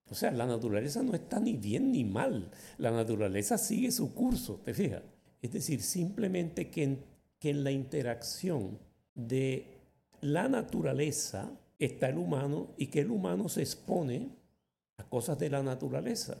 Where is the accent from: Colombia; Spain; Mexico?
Colombia; Magangué, Bolívar; also born or lived in San Marcos, Sucre; cuando tenía yo cerca de un año, mis padres se mudaron a Magangué, a la orilla del río Magdalena, y allí fue donde yo crecí. Realmente yo crecí fue en Magangué.